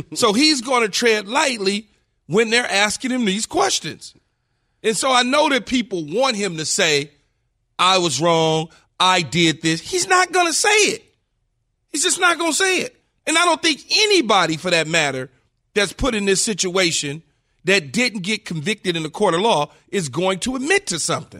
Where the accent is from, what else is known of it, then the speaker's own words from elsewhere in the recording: Los Angeles, California, United States; Growing up in South Central Los Angeles as a kid